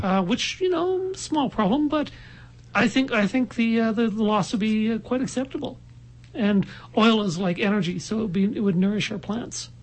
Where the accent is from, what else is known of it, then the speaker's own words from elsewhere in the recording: Halifax, Nova Scotia, Canada; moved away; I'm from Halifax originally